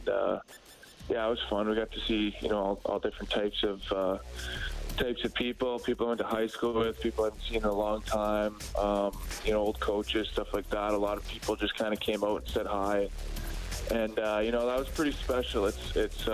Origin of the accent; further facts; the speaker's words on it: White City, Saskatchewan, Canada; I just went back to White City, my hometown